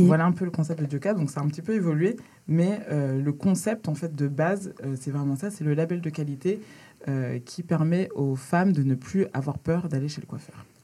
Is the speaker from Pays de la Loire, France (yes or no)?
yes; Laval, Pays de la Loire, France; moved away as an adult; also born or lived in Dakar, Senegal; now in Paris, France; J'habite à Paris et j'ai grandi en Mayenne, à Laval.